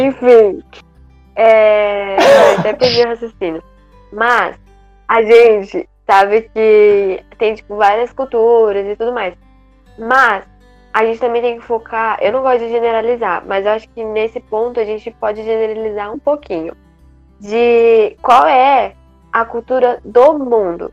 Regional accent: Guarulhos, São Paulo, Brazil; eu sou daqui do Brasil, eu sou aqui de São Paulo, Guarulhos, então eu sigo a cultura da gente, o jeito de falar

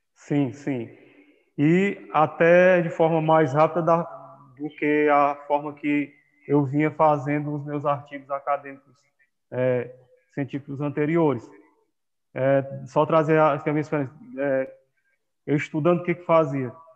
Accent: Viçosa do Ceará, Ceará, Brazil; also born or lived in Amapá; nasci numa cidade tricenten-, é, tricentenária, chamada Viçosa do Ceará

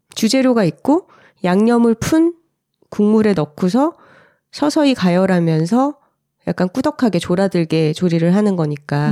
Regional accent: Gyeongsang, South Korea; accent: Gyeongsang dialect; 제가 어릴 때 경상도 사투리에서 많이 쓰던 말

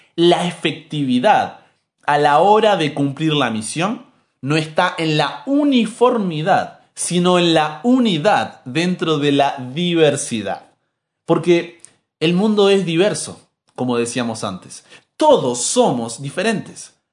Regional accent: Argentina; soy argentino

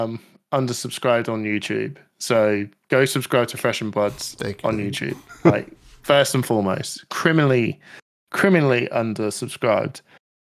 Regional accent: United Kingdom; I don't know where anyone's from. I'm rocking boats here. I'm British.

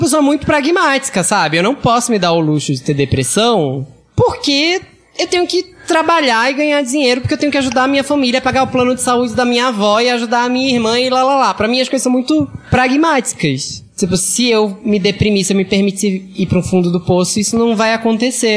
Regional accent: Northeast Region, Brazil; moved away as an adult; now in São Paulo, Brazil; Eu sou gay e sou nordestino.

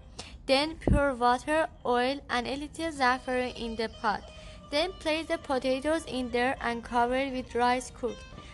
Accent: Iran; moved away; I'm from Iran

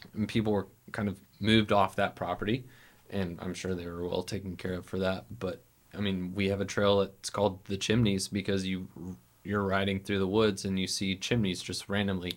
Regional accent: Montgomery, Alabama, United States; now in Birmingham, United States; I grew up in Montgomery

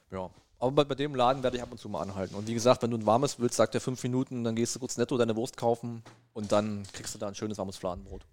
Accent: Brandenburg, Germany; moved away as an adult; now in Saxony, Germany; ich bin und bleibe Brandenburger

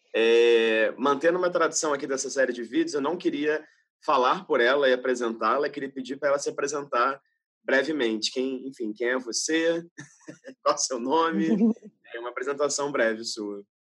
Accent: Rio de Janeiro, Brazil; sou do Rio, mas sou do subúrbio do Rio, né?

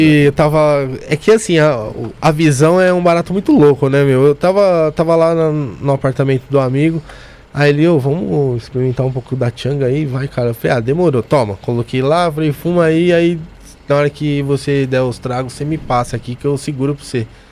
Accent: São Paulo, Brazil; moved away; Eu venho de Bopiranga. Um dos lugares mais perigosos de São Paulo.

